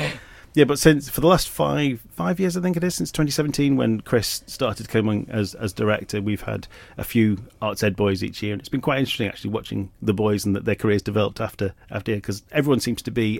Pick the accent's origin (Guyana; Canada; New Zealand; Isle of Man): Isle of Man; People growing up in the Isle of Man, they're used to this theatre all the time and they don't realise how lucky we are to have something as amazing as this.